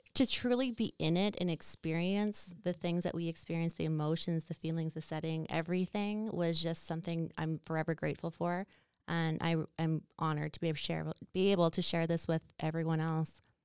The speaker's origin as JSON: {"language": "English", "town": "Estevan", "region": "Saskatchewan", "country": "Canada", "tie": "born or raised there", "moved": "yes", "lives_now": "Calgary, Canada", "said": "I'm from Estevan, Saskatchewan, which is that little southeast corner, um, and not a very big, I mean, I guess it's a city, but it's not really a city. It's quite small, but I really appreciated living in a small town."}